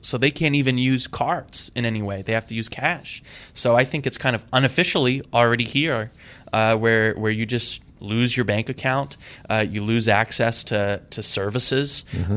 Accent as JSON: {"language": "English", "region": "Idaho", "country": "United States", "tie": "born or raised there", "said": "I grew up in Idaho"}